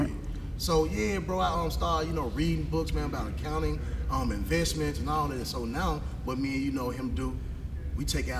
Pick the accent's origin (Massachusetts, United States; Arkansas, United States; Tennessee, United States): Tennessee, United States; Memphis; now in Mississippi, United States; Even though I'm from Mississippi now, but I'm from Memphis, though.